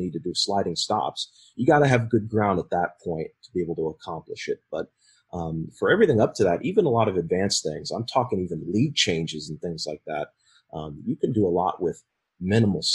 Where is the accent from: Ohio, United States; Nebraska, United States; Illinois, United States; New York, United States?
Nebraska, United States; my personal experience growing up in Nebraska